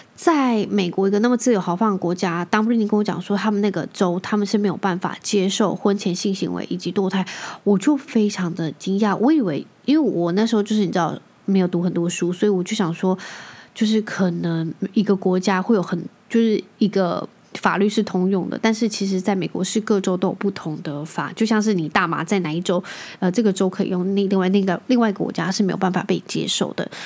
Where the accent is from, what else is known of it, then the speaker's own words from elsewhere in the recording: Taiwan; 我从小就在台湾长大